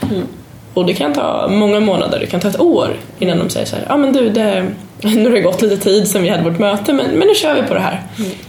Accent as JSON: {"language": "Swedish", "country": "Sweden", "said": "vi är jätteduktiga man kan komma lite, lite kaxigt och tycka och kolla vad bra vi är och vi är svenskar och det är fantastiskt."}